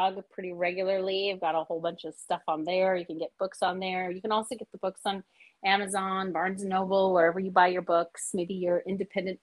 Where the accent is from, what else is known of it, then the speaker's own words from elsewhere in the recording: Hawaii, United States; I live in Hawaii and I'm from Hawaii.